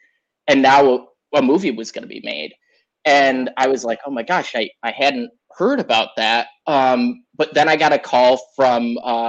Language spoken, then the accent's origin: English; upstate New York, United States; moved away as an adult; also born or lived in Bogota, Colombia / Dayton, Ohio / San Francisco; now in San Francisco Bay Area, United States; I grew up in upstate New York. Originally, I was born in Bogota, Colombia. I'm adopted. My parents are Irish. And grew up in upstate New York in the theater